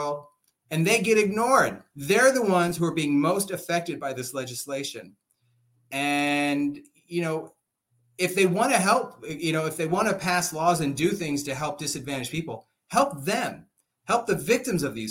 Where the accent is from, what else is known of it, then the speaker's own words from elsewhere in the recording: Oxnard, California, United States; I grew up poor in Oxnard. I'm actually from this county. I grew up here